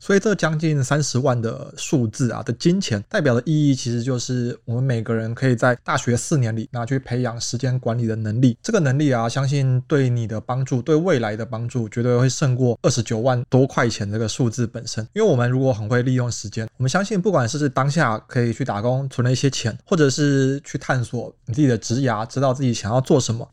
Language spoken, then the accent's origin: Chinese; Taichung, Taiwan; moved away as an adult; now in Taipei, Taiwan; 因为我是台中人，然后我后来在台北找工作